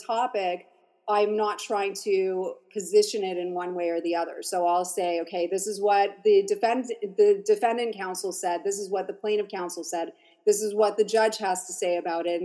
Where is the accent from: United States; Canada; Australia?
Canada; Montreal, Quebec; I grew up in Montreal.